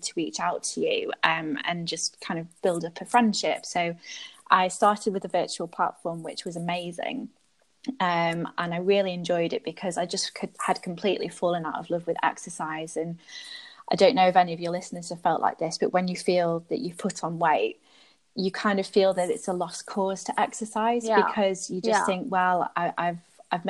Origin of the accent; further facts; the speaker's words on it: United Kingdom; moved away as an adult; also born or lived in London; now in Belgium; I'm British. My heritage is North African, but I now live in Belgium